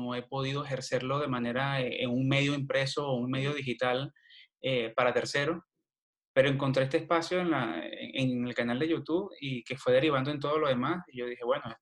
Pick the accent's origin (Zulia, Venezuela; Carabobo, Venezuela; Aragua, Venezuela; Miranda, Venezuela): Aragua, Venezuela; Villa de Cura; also born or lived in Cagua; nací en Cagua, Estado de ah, Aragua, Estado de Aragua pero toda mi vida la viví en Villa de Cura.